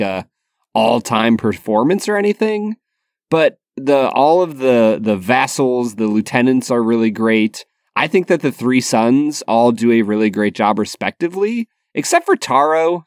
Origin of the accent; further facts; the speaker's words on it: United States; as an American who does not speak Japanese